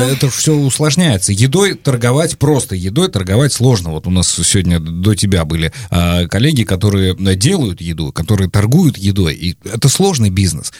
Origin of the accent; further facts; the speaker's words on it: Volgograd Oblast, Russia; я вырос, родился и вырос в регионе, а, где раки это ну, обычная нормальная еда. Да, то есть я из Волгоградской области